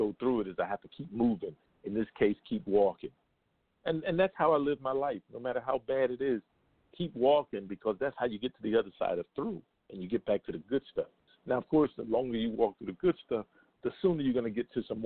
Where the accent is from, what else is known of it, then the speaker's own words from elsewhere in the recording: United States; I'm just an American